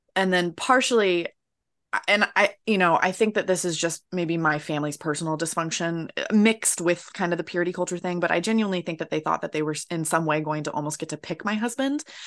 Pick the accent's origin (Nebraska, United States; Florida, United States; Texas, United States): Florida, United States; moved away; I'm American, uh, which I'm pretty sure you can tell right off the bat. Uh, and I'm from Florida